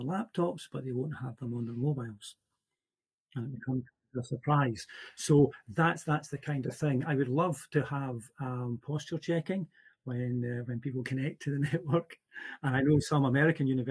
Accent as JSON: {"language": "English", "region": "Central Scotland", "country": "United Kingdom", "said": "I'm from Central Scotland."}